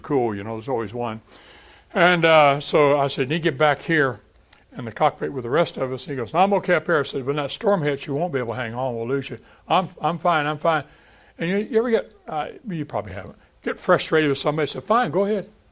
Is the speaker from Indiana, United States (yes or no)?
no; Texas, United States; moved away; I'm from Texas